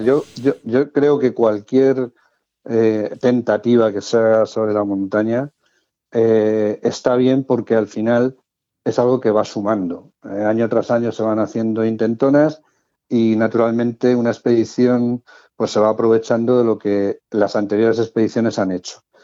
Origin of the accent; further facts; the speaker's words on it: Madrid, Community of Madrid, Spain; moved away as an adult; now in Cartagena, Spain; Nací en Madrid, por cuestión de trabajo aprobé las oposiciones de bombero en Cartagena y bueno, pues ya está, llevo ya viviendo 34 o 35 años en Cartagena